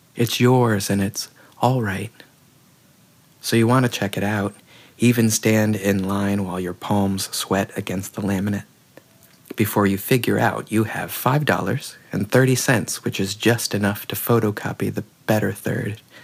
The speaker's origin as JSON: {"language": "English", "region": "the South", "country": "United States", "tie": "born or raised there", "said": "growing up in the South"}